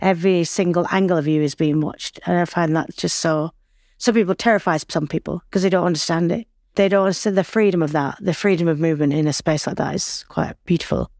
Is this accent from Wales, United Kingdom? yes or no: no; Accrington, North West England, United Kingdom; accent: Northern; I was born and bred in Lancashire, I'm from Accrington.